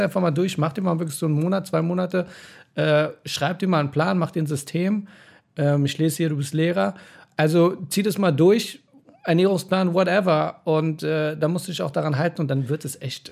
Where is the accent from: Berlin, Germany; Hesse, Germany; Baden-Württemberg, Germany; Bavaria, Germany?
Berlin, Germany; bei uns in Neukölln